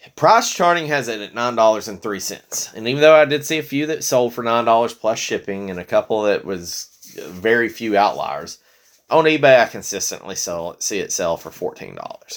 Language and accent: English; Tennessee, United States; we're from Tennessee